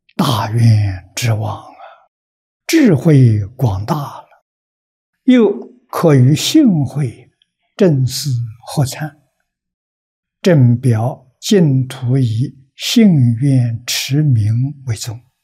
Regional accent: China; 我们中国人

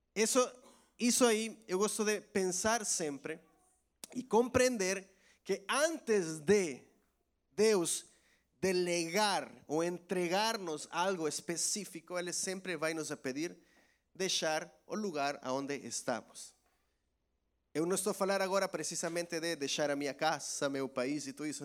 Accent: El Salvador; Portuguese is a second language; moved away as an adult; now in Portugal; em minha terra, lá em El Salvador

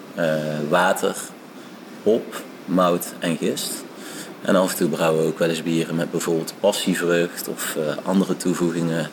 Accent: Eindhoven, North Brabant, Netherlands; Ik eh, ben geboren en getogen in Eindhoven

